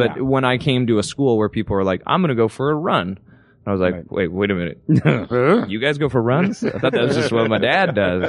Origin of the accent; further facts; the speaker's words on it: Toronto, Ontario, Canada; moved away; I am from Canada. Does Suits shoot in Toronto? We do. We're shooting like right where I grew up